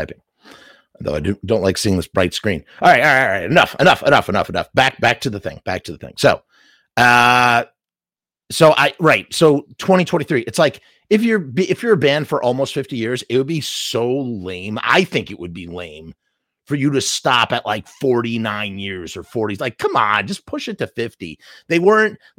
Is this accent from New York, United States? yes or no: yes; New York City, New York, United States; I'm a New Yorker. I'm literally a stone skip away from going to Madison Square Garden